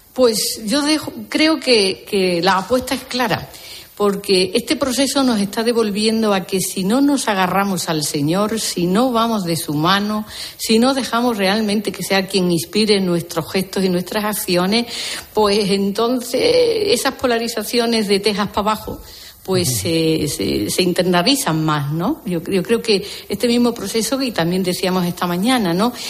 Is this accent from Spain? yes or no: yes; Andalusia, Spain; yo misma que soy andaluza